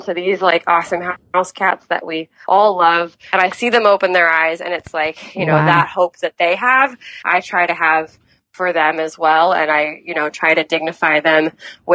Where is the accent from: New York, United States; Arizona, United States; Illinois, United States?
New York, United States; New York City; I grew up in New York City